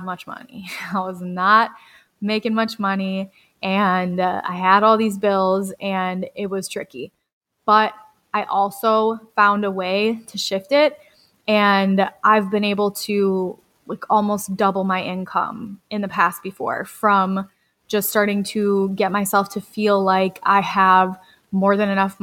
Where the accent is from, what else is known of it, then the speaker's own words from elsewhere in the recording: Red Wing, Minnesota, United States; I got the job in my hometown to be close to my grandpa